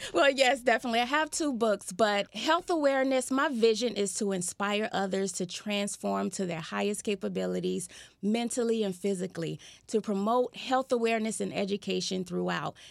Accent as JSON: {"language": "English", "town": "Fort Lauderdale", "region": "Florida", "country": "United States", "tie": "born or raised there", "said": "I was born and raised in Fort Lauderdale, Florida"}